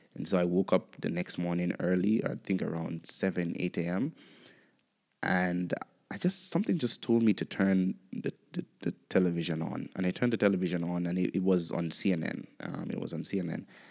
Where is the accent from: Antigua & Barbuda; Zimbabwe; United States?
Antigua & Barbuda; also born or lived in Kenya; I enjoyed my experience growing up in Antigua.